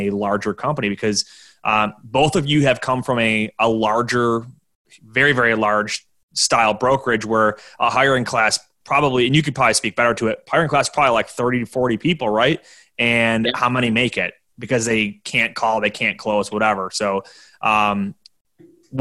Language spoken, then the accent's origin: English; Buffalo, New York, United States; here in Buffalo, New York, I got to watch the Toronto Blue Jays play in my hometown's AAA stadium